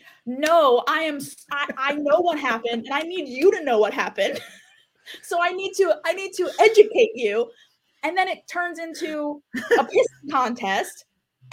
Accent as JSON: {"language": "English", "region": "New Jersey", "country": "United States", "moved": "yes", "said": "I'm from New Jersey"}